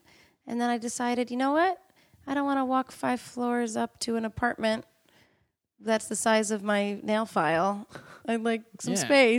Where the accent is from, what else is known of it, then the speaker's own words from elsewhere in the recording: Middletown, New York, United States; No, I grew up in Middletown, New York. My parents are from Queens, but I grew up about an hour north of the city.